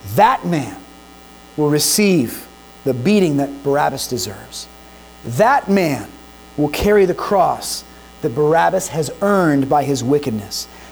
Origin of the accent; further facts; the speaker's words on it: United States; as American citizens